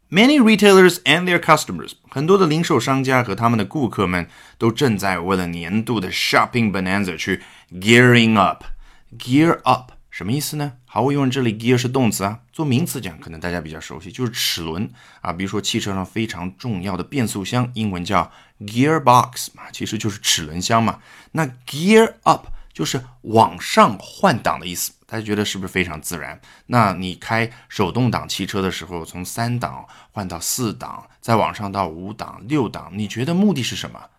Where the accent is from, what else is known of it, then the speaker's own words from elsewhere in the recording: China; 这种表达还是我们中国人非常适应的